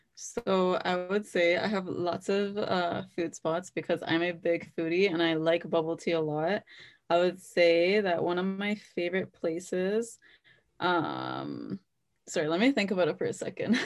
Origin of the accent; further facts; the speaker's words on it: Brampton, Ontario, Canada; I was born and raised in Brampton